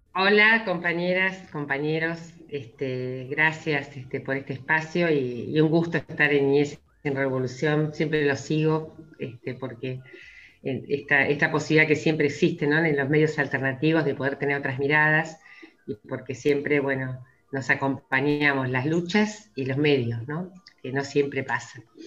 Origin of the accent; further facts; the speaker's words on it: Argentina; como argentinos y argentinas